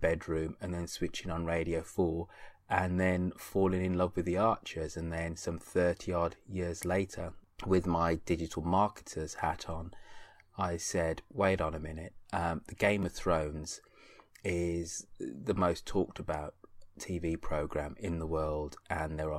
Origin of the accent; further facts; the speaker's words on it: Birmingham, West Midlands, United Kingdom; being from where I grew up in Birmingham, which was is a relatively working class, upper working class city in the United Kingdom